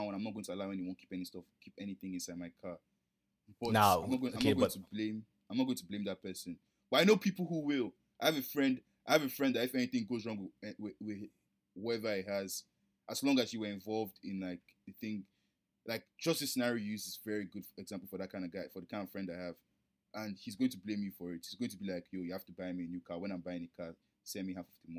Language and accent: English; Nigeria; we're Nigerian.